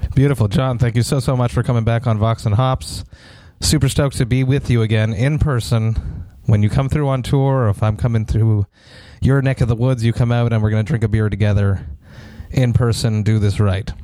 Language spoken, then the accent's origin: English; Montreal, Quebec, Canada; I'm from Montreal